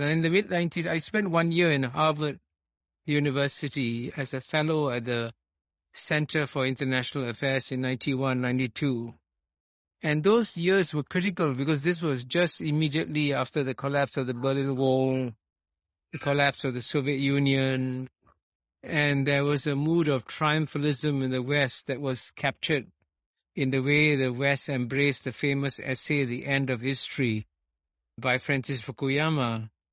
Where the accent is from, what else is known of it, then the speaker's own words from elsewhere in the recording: Singapore; I was born and brought up in Singapore